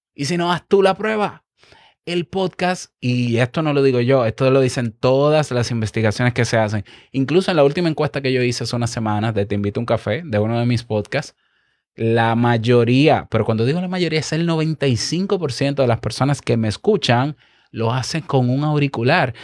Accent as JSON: {"language": "Spanish", "country": "Dominican Republic", "said": "yo como dominicano"}